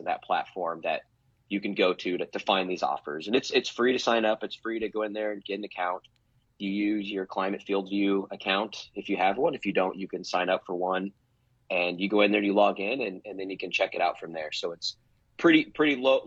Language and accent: English; Nebraska, United States; born and raised in Nebraska, never left